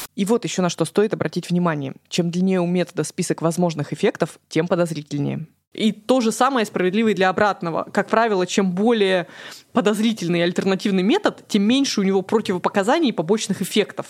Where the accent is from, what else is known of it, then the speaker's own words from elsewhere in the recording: Krasnoyarsk, Krasnoyarsk Krai, Russia; moved away as an adult; Я же родом из Красноярска, и всю жизнь, все детство до 26 лет там жила.